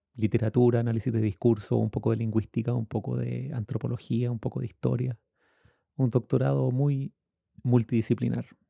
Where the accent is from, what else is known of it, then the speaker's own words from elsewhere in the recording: Temuco, Araucanía, Chile; Yo soy chileno